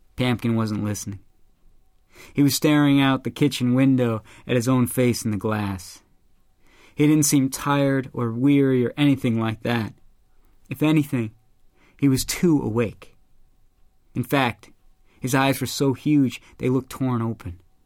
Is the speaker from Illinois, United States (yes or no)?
yes; Chicago, Illinois, United States; my hometown of Chicago.